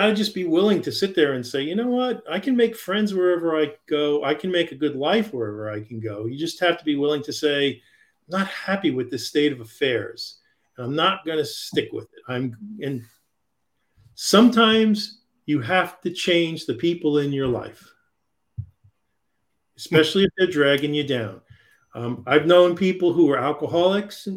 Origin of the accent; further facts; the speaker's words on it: New York, United States; I grew up in New York and I spent a lot of time in New York City